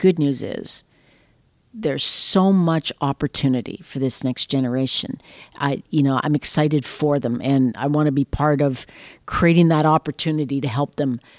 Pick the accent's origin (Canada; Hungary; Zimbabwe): Canada; And we are Canadian. As we sit here, we talked about how lucky we are.